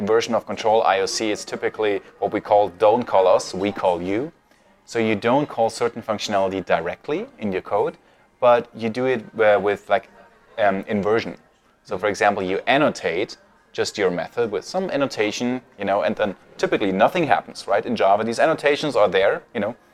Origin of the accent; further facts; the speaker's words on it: Munich, Bavaria, Germany; moved away as an adult; now in Vienna, Austria; I am from Germany, born and raised in Munich, and now I live in Vienna